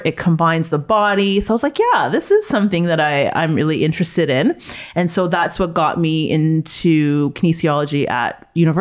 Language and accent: English; Toronto, Ontario, Canada; growing up in Toronto